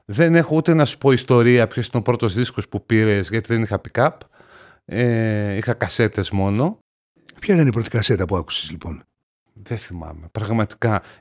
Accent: Thessaloniki, Central Macedonia, Greece; Εγώ γεννήθηκα και μεγάλωσα στη Θεσσαλονίκη.

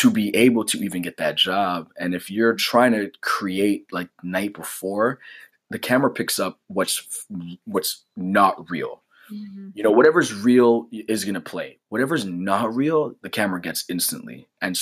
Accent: Canada; as a Canadian

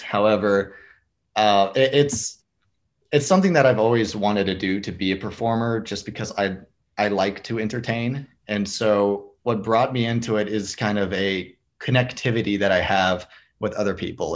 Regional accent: Fort Worth, Texas, United States; i grew up in the fort worth area

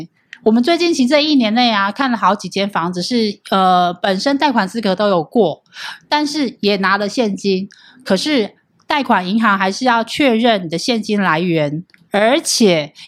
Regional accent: Hualien, Hualien County, Taiwan; 像像我是花莲人啊，是哪一家？

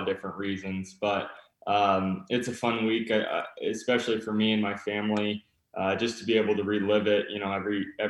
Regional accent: California, United States; moved away as an adult; also born or lived in Massachusetts; I'm originally from California.

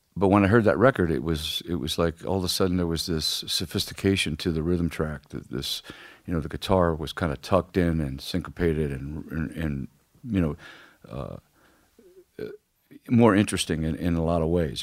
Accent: Ferguson, Missouri, United States; I grew up in Ferguson

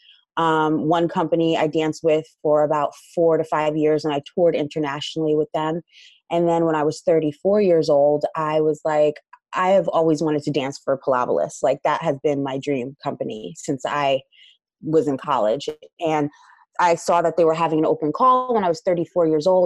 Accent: Paterson, New Jersey, United States; I'm from New Jersey, and I grew up in an inner city of Patterson

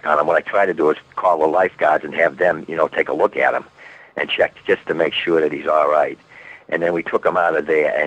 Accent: Boston, Massachusetts, United States; we're from Boston

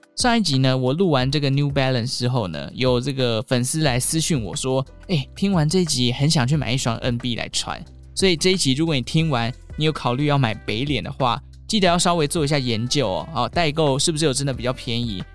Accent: Taichung, Taiwan; 我是台中人

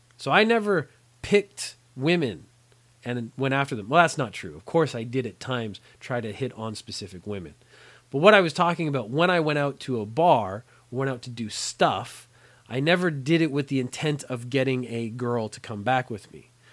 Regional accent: Canada; moved away as an adult; now in Japan

